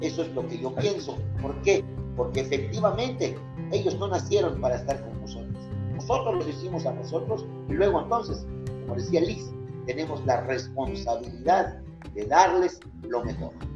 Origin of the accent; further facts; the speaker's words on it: Mexico; nacimos como mexicanos